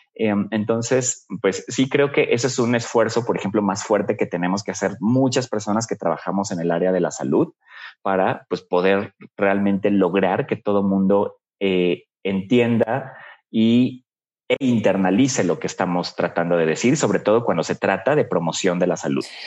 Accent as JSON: {"language": "Spanish", "region": "Puebla", "country": "Mexico", "said": "Yo soy de Puebla, bueno, vivía allá en Puebla en ese momento"}